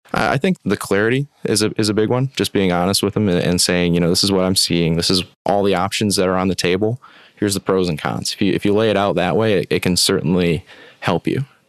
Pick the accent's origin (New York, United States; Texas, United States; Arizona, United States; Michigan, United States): Michigan, United States; West; also born or lived in Upper Peninsula, Michigan; born and raised in West Michigan, uh, right on the lake